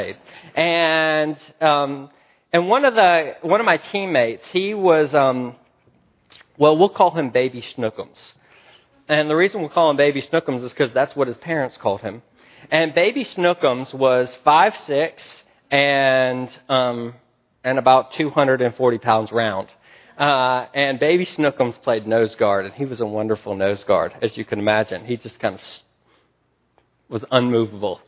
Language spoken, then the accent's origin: English; the South, United States; I grew up in the South. We were kind of rednecks